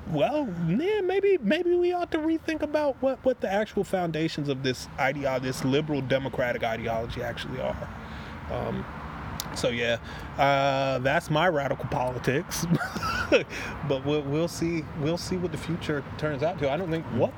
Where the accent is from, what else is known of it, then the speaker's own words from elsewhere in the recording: the South, United States; I am from the uh, like I grew up in the South.